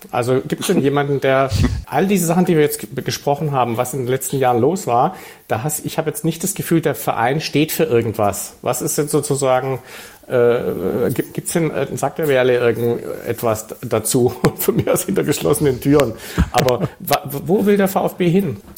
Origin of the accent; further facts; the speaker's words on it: Hamburg, Germany; weil ich komme, wie gesagt, aus Hamburg